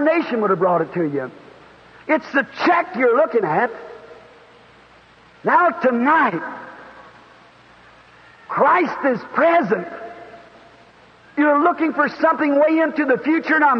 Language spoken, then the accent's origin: English; the South, United States; I'm a Southerner